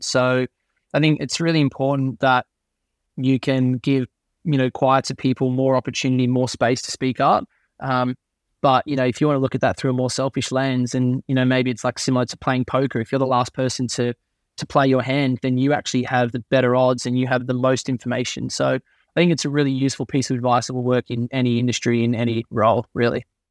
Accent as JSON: {"language": "English", "town": "Crookwell", "region": "New South Wales", "country": "Australia", "tie": "born or raised there", "also_born_or_lived": "United States", "moved": "as an adult", "lives_now": "United Kingdom", "said": "my dad used to run, always still runs a newspaper store in my hometown in Crookwell, uh, in Australia"}